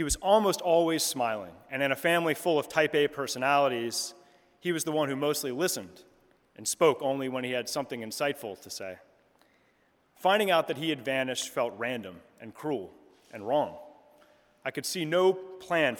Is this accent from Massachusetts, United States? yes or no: no; Delaware, United States; moved away as an adult; also born or lived in Chicago; My brother and I were raised in the Episcopal Church in Delaware